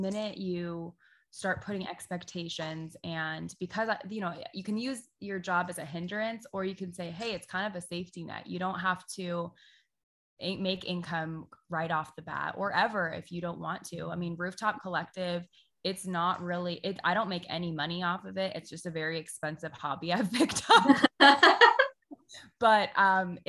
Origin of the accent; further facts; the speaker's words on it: Sarasota, Florida, United States; moved away as an adult; now in St. Petersburg, United States; we're originally from Sarasota